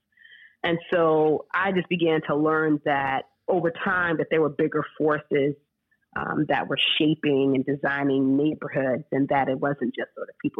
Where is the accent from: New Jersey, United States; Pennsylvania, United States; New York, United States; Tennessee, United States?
New York, United States; Rockland County; now in St. Louis, United States; I grew up in Rockland County, New York